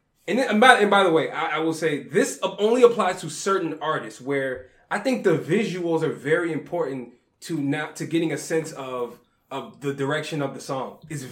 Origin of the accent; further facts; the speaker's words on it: New Orleans, Louisiana, United States; Yeah, I'm from New Orleans.